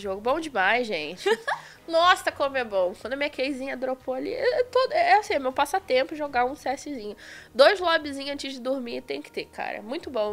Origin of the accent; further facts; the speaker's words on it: Belford Roxo, Rio de Janeiro, Brazil; moved away as an adult; now in São Paulo, Brazil; Antes eu morava em Belfor Roxo, no Rio de Janeiro